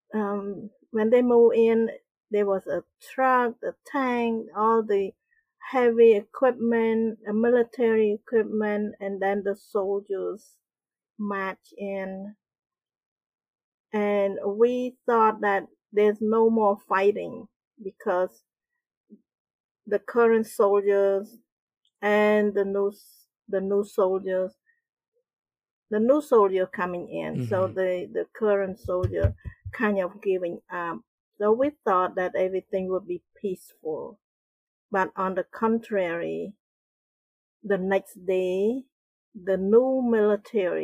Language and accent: English; Battambang, Cambodia; moved away; also born or lived in Phnom Penh; I grew up in Cambodia in a small town.